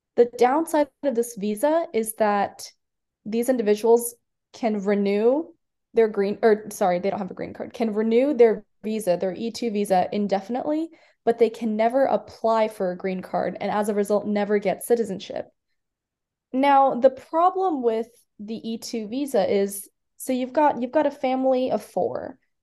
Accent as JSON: {"language": "English", "town": "Iowa City", "region": "Iowa", "country": "United States", "tie": "born or raised there", "also_born_or_lived": "India", "moved": "as an adult", "said": "I grew up in Iowa City, which is where um, the university is located"}